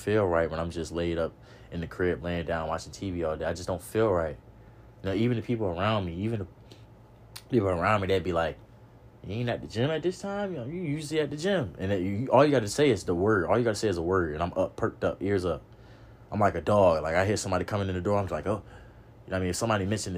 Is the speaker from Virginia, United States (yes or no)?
yes; Norfolk, Virginia, United States; I grew up in the hood. I grew up in Norfolk hood. You know what I mean? Park Place, Ocean View, OV. I grew up out there